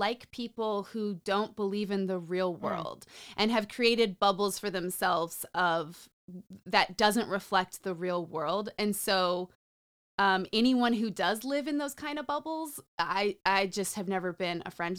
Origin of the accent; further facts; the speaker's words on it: New Mexico, United States; also born or lived in Nevada / California / Utah / Colorado; So I grew up in Nevada, California, Utah, Colorado, New Orleans, and New Mexico.